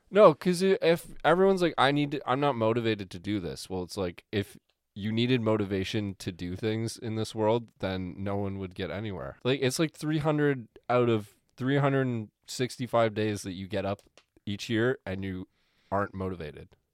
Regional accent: Canada

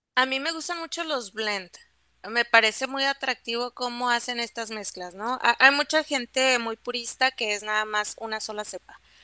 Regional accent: Mexico; los mexicanos somos muy sommeliers

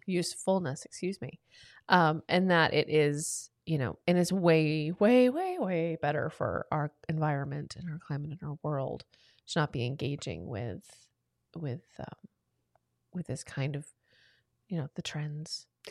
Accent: the South, United States; I'm from the South

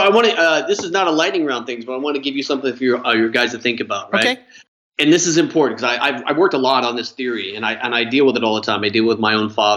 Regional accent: Wyoming, United States; growing up in Wyoming

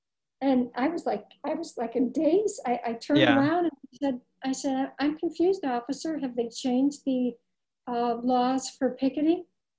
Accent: Ireland; Well, being Irish, I remember Bridget of Ireland.

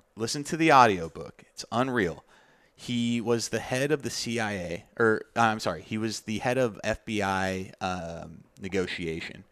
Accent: Tucson, Arizona, United States; my hometown, Tucson, Arizona.

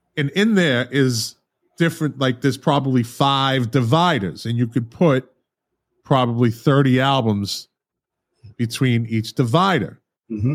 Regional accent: Boston, Massachusetts, United States; moved away; I'm from Boston originally

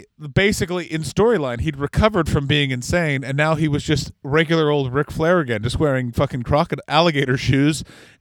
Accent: Ottawa, Ontario, Canada; the Ottawa Rough Riders, my hometown Canadian Football League team

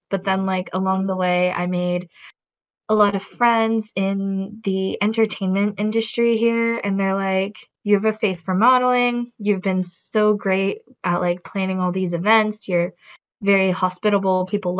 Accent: United States; moved away as an adult; also born or lived in Oregon; now in South Korea; So I'm from America. Back in 2018, I moved from the United States to South Korea, where I've been living ever since.

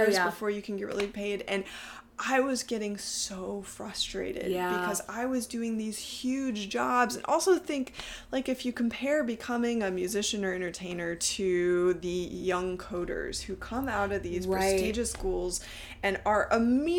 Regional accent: Texas, United States; moved away; also born or lived in upstate New York; growing up in Texas, I was surrounded by all the Southern Baptists.

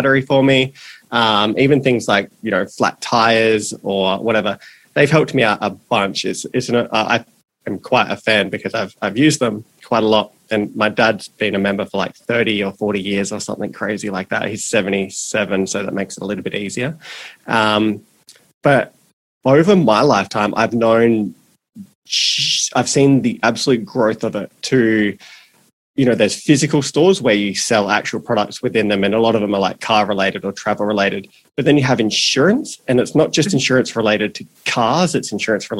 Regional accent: South Australia, Australia; I grew up in South Australia

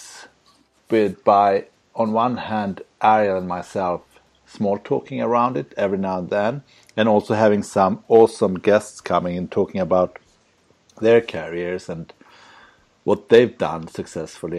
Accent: Sweden; moved away as an adult; also born or lived in Luxembourg / Prague; I'm from Sweden.

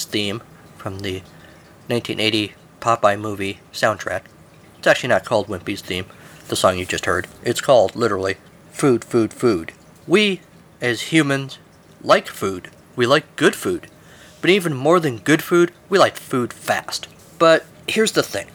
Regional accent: United States; I am American. It's what we do here in America.

